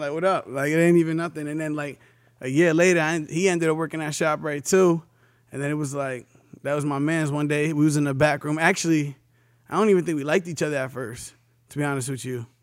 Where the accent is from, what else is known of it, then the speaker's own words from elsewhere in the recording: New London, Connecticut, United States; I'm coming from New London, Connecticut.